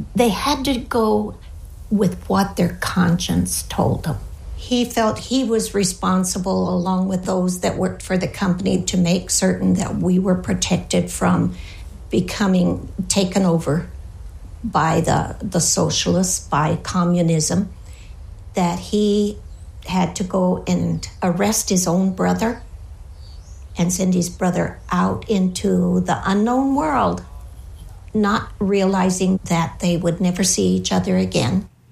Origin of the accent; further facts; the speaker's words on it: Bisbee, Arizona, United States; I was born and raised in Bisbee, Arizona.